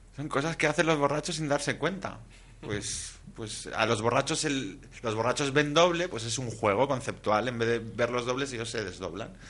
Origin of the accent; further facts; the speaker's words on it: Asturias, Spain; yo que soy asturiano